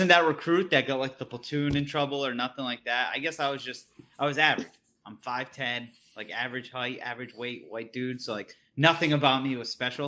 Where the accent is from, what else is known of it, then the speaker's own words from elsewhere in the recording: East Coast, United States; now in West Coast, United States; I'm from the East Coast